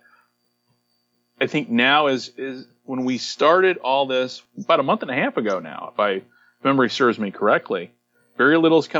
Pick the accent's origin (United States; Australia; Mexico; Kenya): United States; as an American